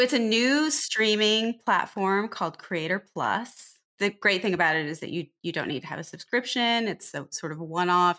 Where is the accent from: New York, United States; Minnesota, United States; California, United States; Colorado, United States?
California, United States; Riverside; also born or lived in Pomona, California; now in Los Angeles, United States; I grew up in Pomona and Riverside.